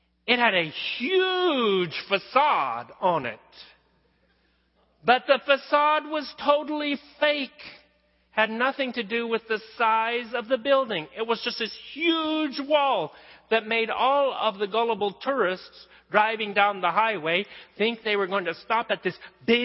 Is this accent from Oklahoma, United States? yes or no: yes; western Oklahoma, United States; moved away; You guys know I grew up in Oklahoma, out in western Oklahoma, out where on the high plains, the prairie, everything's flat